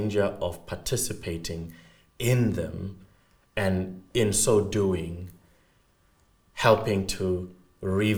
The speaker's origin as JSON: {"language": "English", "country": "South Africa"}